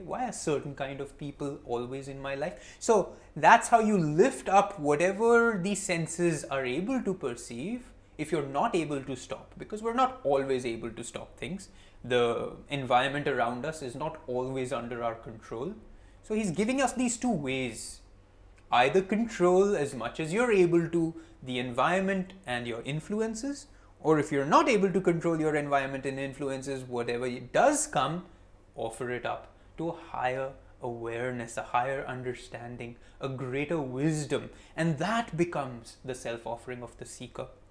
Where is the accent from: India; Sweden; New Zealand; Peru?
India; also born or lived in Mumbai; I'm Indian, Narayani is my wife, I live in Mumbai.